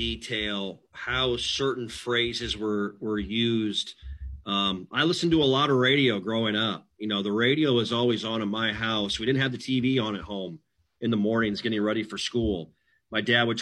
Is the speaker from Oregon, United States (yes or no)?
no; Mitchell, South Dakota, United States; moved away; here in my hometown of Mitchell, South Dakota